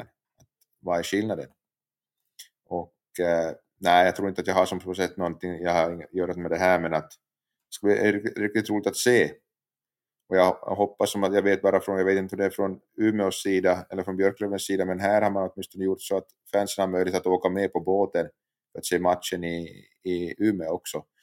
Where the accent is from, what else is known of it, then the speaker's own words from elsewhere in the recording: Pedersöre, Ostrobothnia, Finland; jag uppväxt i utanför Jakobstad, i en liten kommun som heter Pedersöre i Finland